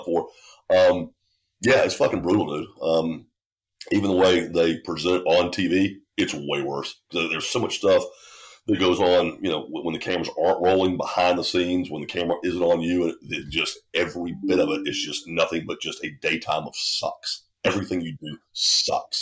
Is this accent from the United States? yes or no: yes; Statesboro, Georgia, United States; I was born in Statesboro, Georgia, which is, today it's a town of maybe 30,000 people